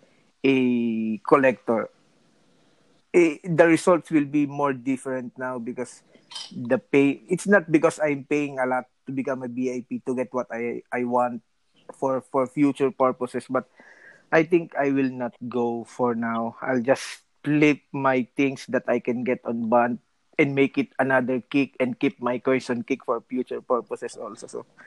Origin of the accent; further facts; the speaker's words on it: Italy; English is a second language; because I'm from Italy, so when I my transition from bunt, like I said, to kick, made me more love kick because of the area. I'm from Europe